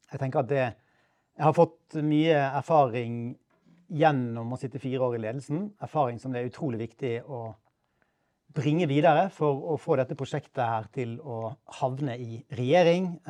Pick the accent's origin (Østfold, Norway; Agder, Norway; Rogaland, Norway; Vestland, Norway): Vestland, Norway; Bergen; born there; Jeg ble født i Bergen for 56 eh, år siden.